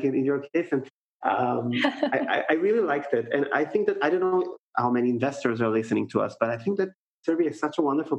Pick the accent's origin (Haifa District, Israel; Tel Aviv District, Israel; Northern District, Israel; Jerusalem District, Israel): Tel Aviv District, Israel; Tel Aviv; now in Vienna, Austria; I'm based in Vienna, I'm from Tel Aviv, I'm based in Vienna.